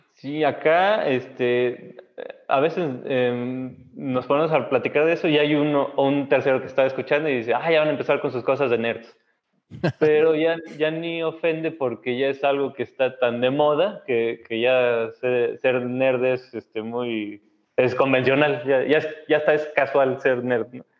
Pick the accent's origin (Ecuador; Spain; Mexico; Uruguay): Mexico; Saltillo, Coahuila; yo crecí en Saltillo